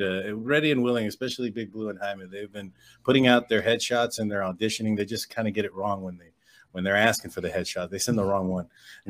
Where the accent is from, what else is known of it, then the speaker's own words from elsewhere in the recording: United States; now in San Antonio, United States; we currently reside in San Antonio, Texas. However, we're all from the border.